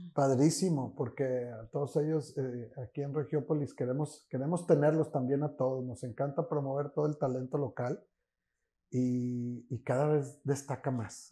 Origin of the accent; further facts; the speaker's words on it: Monterrey, Nuevo León, Mexico; como regios